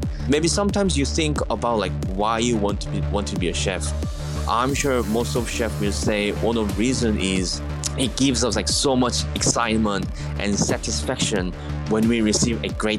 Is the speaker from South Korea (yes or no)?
yes; South Korea; English is a second language; from South Korea.